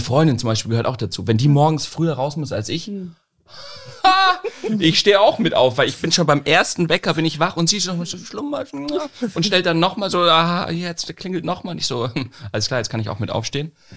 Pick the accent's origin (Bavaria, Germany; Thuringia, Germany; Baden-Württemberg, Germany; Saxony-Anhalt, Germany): Bavaria, Germany; Munich; moved away as an adult; now in Lüneburg, Germany; Ich komme aus München ja ursprünglich. Ähm, und ich bin jetzt hier hochgezogen